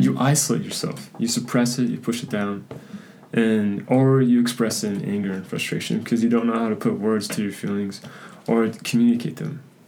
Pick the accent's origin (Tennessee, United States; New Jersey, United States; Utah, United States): Utah, United States; Spanish Fork; I am from Spanish Fork, Utah